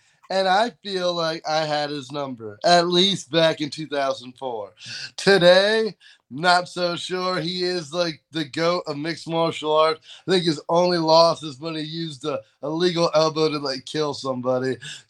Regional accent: New York, United States; also born or lived in Pennsylvania; I'm just born in Pennsylvania, raised in upstate New York, and I look like and talk like I'm from California.

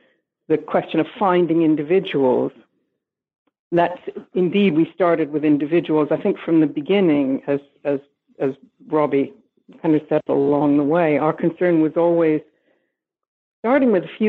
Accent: New York, United States; also born or lived in Canada / United Kingdom; I am not Scottish, but I am American. I was born in New York. I did my BA in Canada, but then I went to Britain to do my PhD.

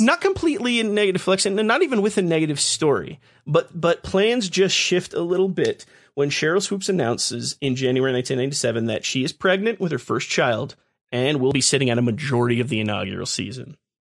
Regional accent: Texas, United States; We're not Southerners, we're Texans

